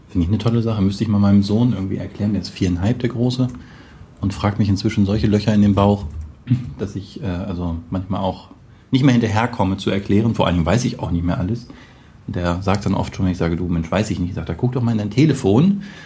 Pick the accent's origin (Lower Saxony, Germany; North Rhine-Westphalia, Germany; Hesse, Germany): Lower Saxony, Germany; Braunschweig; moved away; also born or lived in Hamburg area; aus meiner Heimatstadt Braunschweig